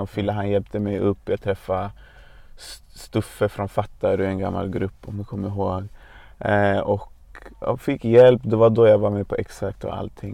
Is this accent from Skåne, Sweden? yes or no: no; Botkyrka, Stockholm County, Sweden; Jag är född och uppvuxen i Hallunda i norra Botkyrka.